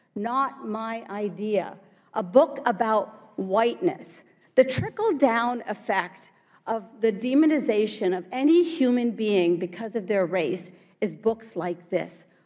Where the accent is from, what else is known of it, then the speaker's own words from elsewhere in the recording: Morgantown, West Virginia, United States; English is a second language; also born or lived in India / New Jersey; I grew up in Morgantown, West Virginia